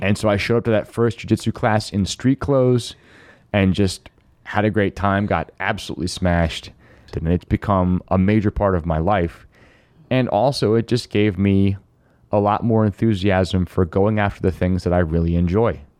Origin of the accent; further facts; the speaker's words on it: Finger Lakes, New York, United States; I grew up in the Finger Lakes